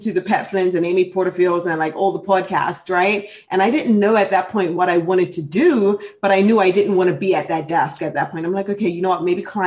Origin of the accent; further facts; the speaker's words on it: Bermuda; I'm actually born and raised in Bermuda